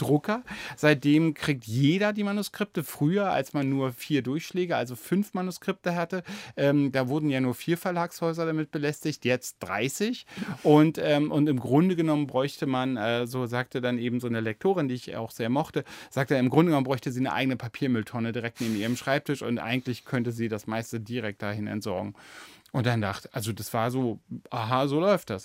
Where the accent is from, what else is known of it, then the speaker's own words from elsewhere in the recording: Germany; now in Berlin, Germany; ich, bin ja auch noch aufgewachsen in der DDR